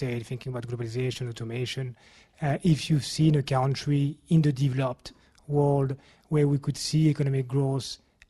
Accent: France; now in London, United Kingdom; I'm from France. I live here in London

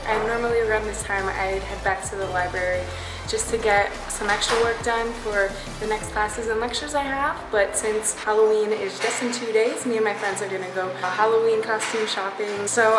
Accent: France; moved away as an adult; now in London, United Kingdom; I'm from France and I'm currently a first year undergraduate student here at the LSE in management.

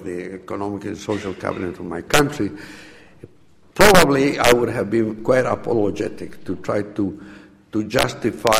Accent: Bolivia; I go to my country, I'm from Bolivia

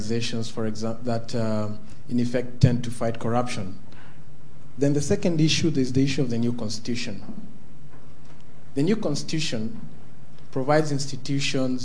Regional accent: Kenya; I am Kenyan

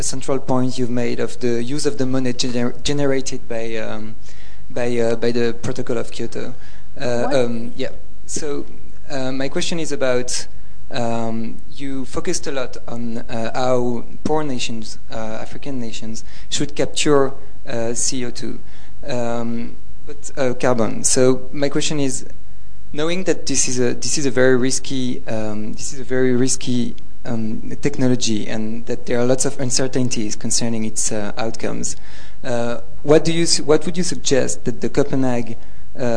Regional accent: France; I'm from France

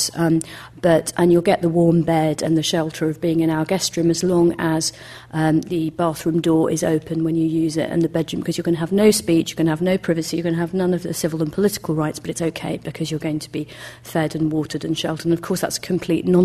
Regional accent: United Kingdom; growing up in Britain

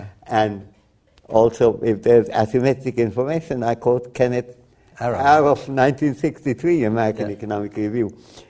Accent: Dhaka Division, Bangladesh; first language Bengali; Bengali was my first language, and I have a strong Bangladeshi identity, too, since my family is from Dhaka.

